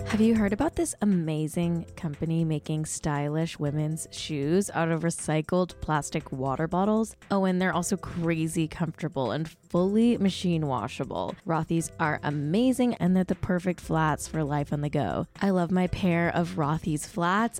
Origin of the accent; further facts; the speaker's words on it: United States; I'm American